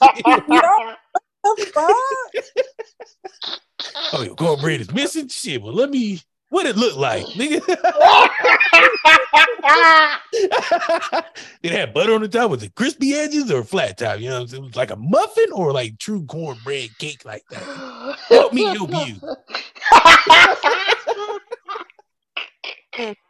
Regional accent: Midwest, United States; a nigga from the Midwest

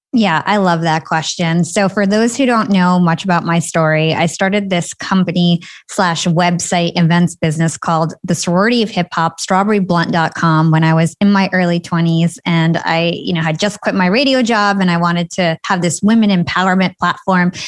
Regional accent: New Jersey, United States; So I am from New Jersey. I'm Palestinian. I grew up in, like, a middle-class town

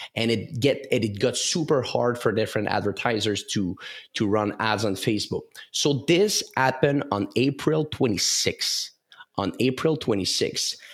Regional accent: Canada; English is a second language; I'm from the French part of Canada. So maybe that's why of my accent.

